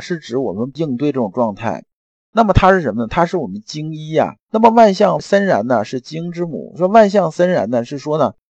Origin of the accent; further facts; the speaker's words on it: China; 我们中国人